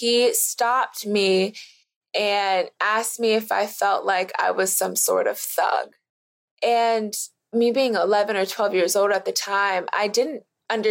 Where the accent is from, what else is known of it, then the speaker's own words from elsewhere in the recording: Florida, United States; I'm from Florida